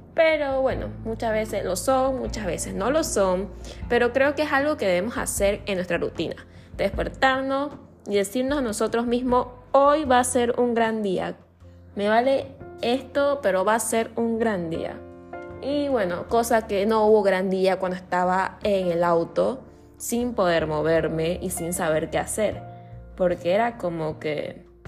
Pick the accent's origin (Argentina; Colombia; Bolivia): Bolivia; Santa Cruz de la Sierra, Santa Cruz; yo soy de Bolivia, de la parte de Santa Cruz de la Sierra